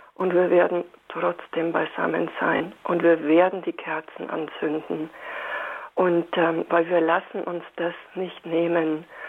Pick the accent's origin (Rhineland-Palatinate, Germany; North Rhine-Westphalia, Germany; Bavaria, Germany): Bavaria, Germany; bei uns in Bayern sagt man